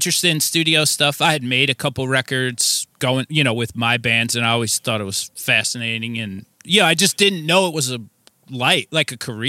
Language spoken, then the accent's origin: English; New Jersey, United States; I am from New Jersey, yes.